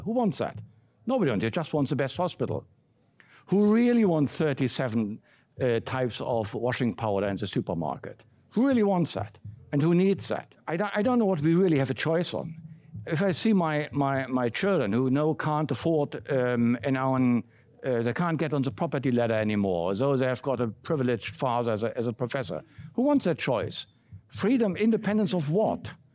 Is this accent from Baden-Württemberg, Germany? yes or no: no; Berlin, Germany; moved away; I grew up in West Berlin